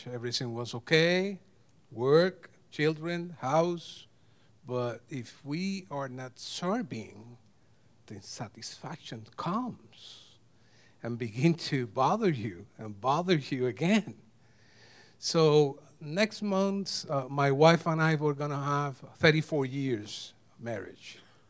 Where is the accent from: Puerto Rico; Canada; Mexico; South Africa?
Puerto Rico; now in United States; 7 cities, we came from Puerto Rico, 7 cities in Puerto Rico, 20 times in different places in the 7 cities, and 2 different states.